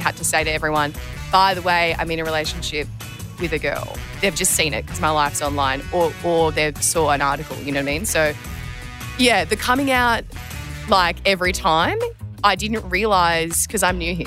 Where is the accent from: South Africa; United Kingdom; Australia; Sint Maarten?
Australia; Terrey Hills, New South Wales; I grew up in Terry Hills, um, on the Northern Beaches.